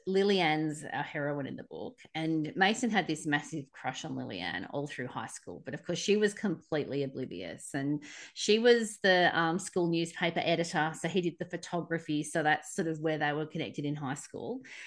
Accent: Australia; accent: Aussie; my Aussie accent

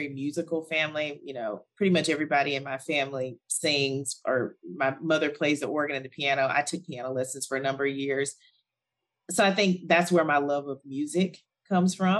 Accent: Alabama, United States; moved away; also born or lived in South Africa; I'm from the US. I was born and raised in Alabama

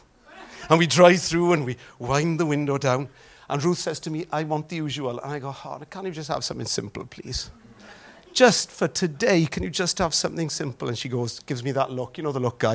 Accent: Wales, United Kingdom; accent: Welsh; my Welsh accent

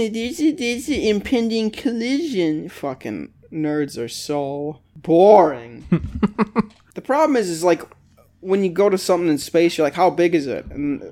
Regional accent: United States; okay, we're American.

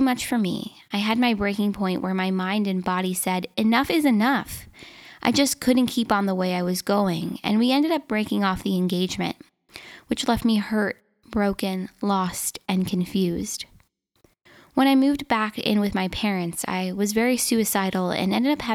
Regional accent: Minnesota, United States; born or raised there

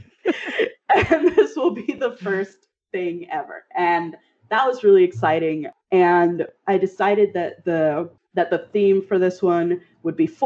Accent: Miami, Florida, United States; moved away; also born or lived in Pacific Northwest; I grew up in Miami

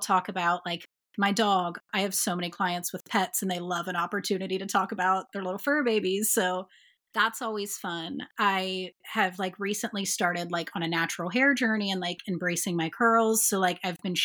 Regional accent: Dayton, Ohio, United States; So Dayton is my hometown. This is where I'm from

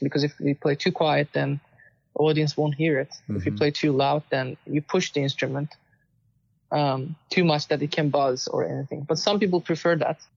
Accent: Istanbul, Turkey; moved away as an adult; also born or lived in Austin, Texas / New Jersey; now in United States; I was born in Istanbul and I won many competitions uh, growing up and um, came to United States for my master's

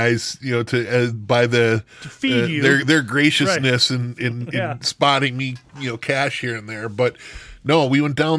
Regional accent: Wisconsin, United States; we're from Wisconsin

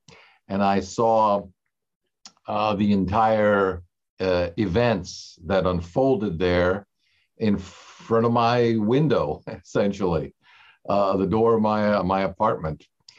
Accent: Italy; moved away as an adult; also born or lived in Germany; now in United States; I grew up in the Russian emigration, which had three waves. I myself was born overseas, but into that fairly large community in Europe, in Germany, and went to school most of my life in Italy, and then came to the US for college

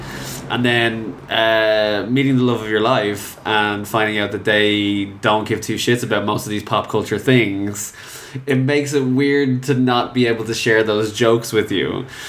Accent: Ireland; And how we're Irish and we shouldn't give two fucks.

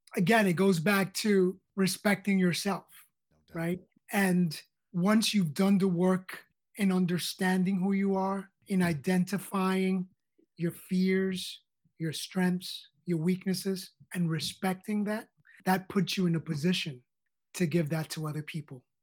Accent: New York City, New York, United States; I grew up on the Lower East Side of New York

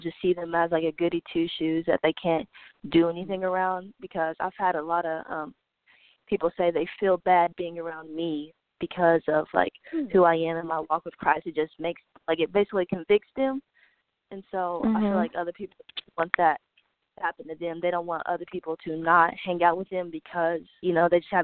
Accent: Bristol, Virginia, United States; I was born in Bristol, Virginia, and I've lived here like almost all my life

